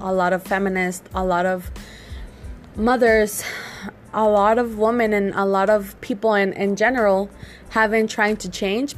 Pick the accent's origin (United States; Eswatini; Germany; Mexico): Mexico; I'm from Mexico